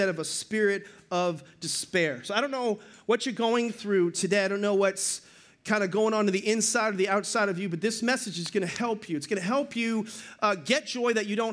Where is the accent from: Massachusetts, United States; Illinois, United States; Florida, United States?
Massachusetts, United States; Boston; I'm from Boston.